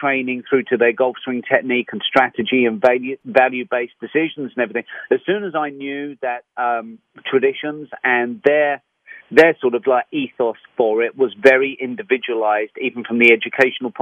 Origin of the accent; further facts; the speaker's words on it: London, United Kingdom; moved away; I'm from London, England.